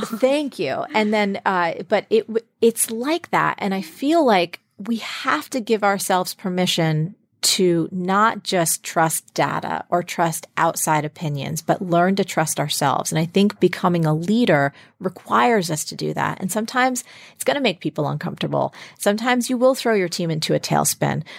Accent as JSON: {"language": "English", "region": "New Jersey", "country": "United States", "tie": "born or raised there", "said": "I grew up in New Jersey"}